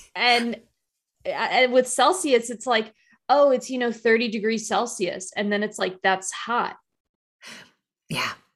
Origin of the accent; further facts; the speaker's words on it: United States; being like an American